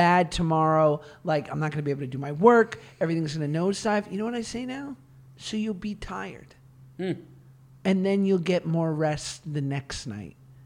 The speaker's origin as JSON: {"language": "English", "town": "New York City", "region": "New York", "country": "United States", "said": "I'm from New York"}